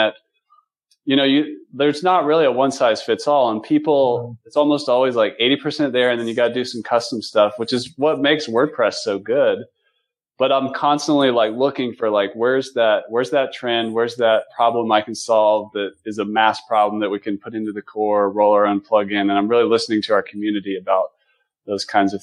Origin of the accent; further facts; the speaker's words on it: North Carolina, United States; moved away; I'm originally from North Carolina